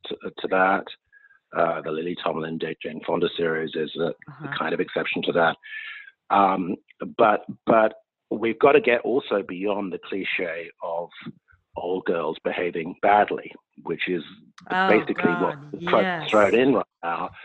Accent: United Kingdom; now in United States; I grew up in the United Kingdom.

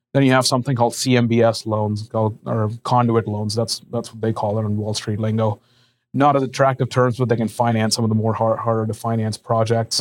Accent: India; moved away as an adult; also born or lived in Lincoln, Nebraska; I'm originally from India. I was born and raised out there.

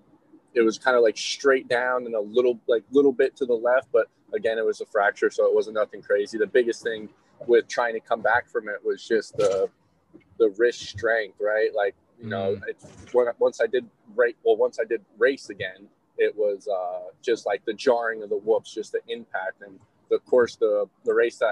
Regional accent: New York, United States; now in Tallahassee, United States; I'm from New York

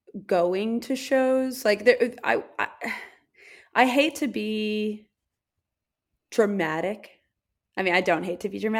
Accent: New York City, New York, United States; born there; I was born in New York City and like I have a lot of family who is from there

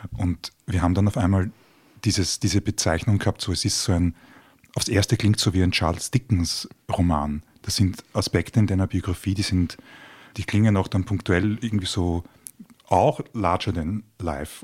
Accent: Baden, Lower Austria, Austria; moved away; Ich komme ja aus Baden

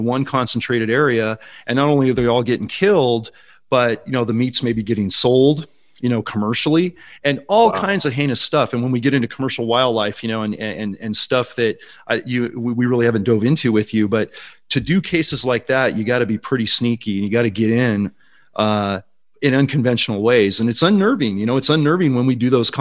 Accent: Silicon Valley, California, United States; 25 of those were in the Silicon Valley where I grew up. So I was actually working my hometown

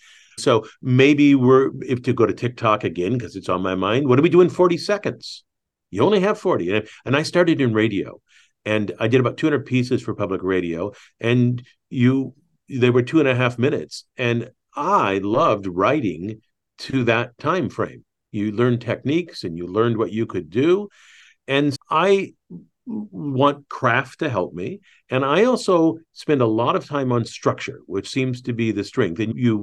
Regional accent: Michigan, United States; accent: Southern Indiana; also born or lived in Indiana; I think we're both Midwesterners. I was born in Indiana, raised in Michigan, and actually had a Southern Indiana accent, which I worked with a voice teacher to get rid of when I was in my 30s, I think.

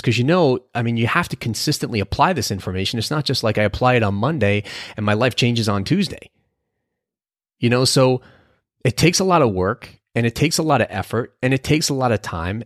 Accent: New Jersey, United States; we're both from New Jersey

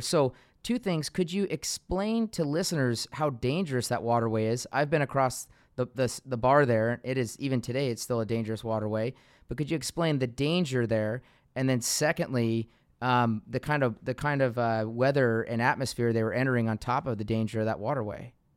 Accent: Seattle, Washington, United States; I grew up in Seattle

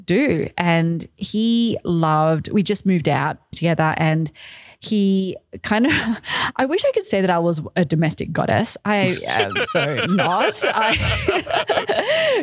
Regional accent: Australia; accent: Australian; moved away as an adult; also born or lived in Malaysia; now in New York City, United States; when I was a baby, my parents moved to Australia. So I grew up, I have a very strong Australian accent, I'm told.

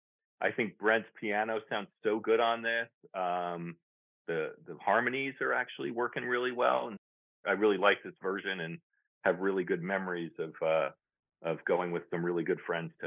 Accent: northern New Jersey, United States; I grew up in the New York area, right? So the … were all around. I grew up in northern New Jersey.

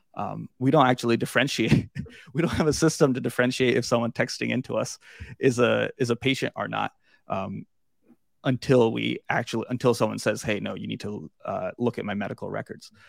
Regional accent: Suffolk, Virginia, United States; I grew up in Suffolk

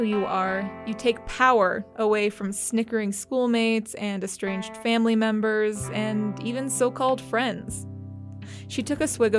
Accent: Riverton, Wyoming, United States; moved away as an adult; also born or lived in Laramie, Wyoming; now in Ohio, United States; I grew up in Riverton, a small town in the middle of Wyoming.

